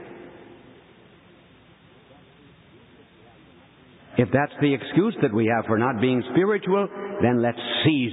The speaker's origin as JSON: {"language": "English", "country": "United States", "said": "we American bishops"}